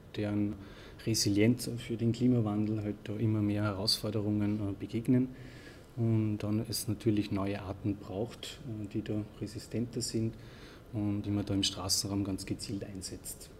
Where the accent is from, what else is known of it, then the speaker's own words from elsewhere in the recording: Austria; bei uns in Österreich